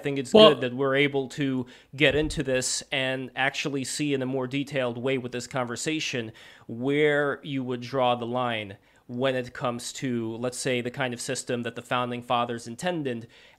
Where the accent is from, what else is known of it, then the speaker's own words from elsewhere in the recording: Saint Petersburg, Russia; English is a second language; I'm originally from Russia, from St. Petersburg.